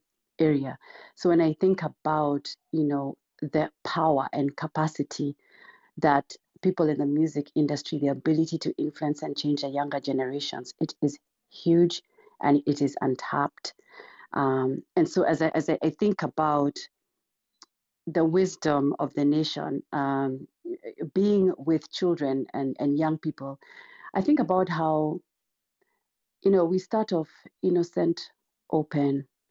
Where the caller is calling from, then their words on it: Missouri, United States; Sure, I'm joining from Missouri.